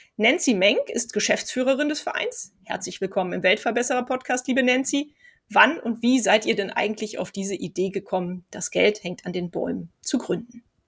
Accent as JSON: {"language": "German", "town": "Cologne", "region": "North Rhine-Westphalia", "country": "Germany", "said": "wir kommen ja aus Köln hier"}